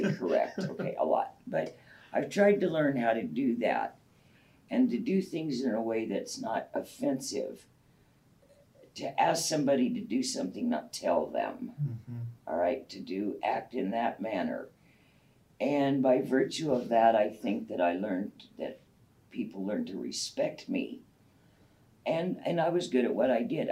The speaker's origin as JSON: {"language": "English", "town": "Montague", "country": "United States", "tie": "born or raised there", "said": "I was raised out in Montague"}